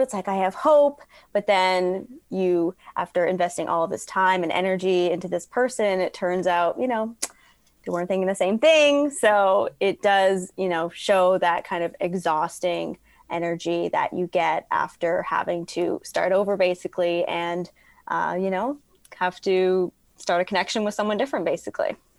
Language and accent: English; Toronto, Ontario, Canada; growing up in Toronto